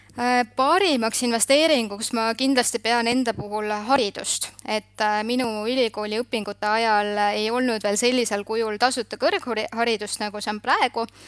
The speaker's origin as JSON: {"language": "Estonian", "region": "Southern Estonia", "country": "Estonia", "tie": "born or raised there", "said": "ma olen pärit Lõuna-Eestist ja mu vanemad tegelesidki tollel ajal maasikakasvatusega"}